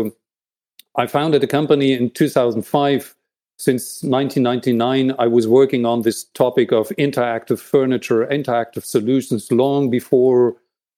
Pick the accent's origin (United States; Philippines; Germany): Germany; East Germany; I was born in East Germany